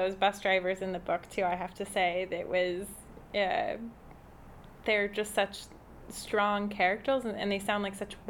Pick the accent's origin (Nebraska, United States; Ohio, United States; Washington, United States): Nebraska, United States; moved away; going to my home state